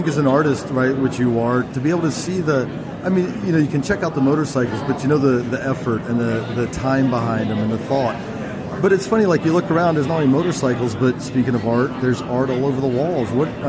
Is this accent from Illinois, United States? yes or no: no; Santa Cruz, California, United States; we're from Santa Cruz.